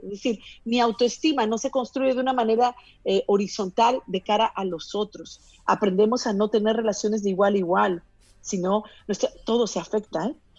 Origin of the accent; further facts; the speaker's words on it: Peru; yo que soy de Perú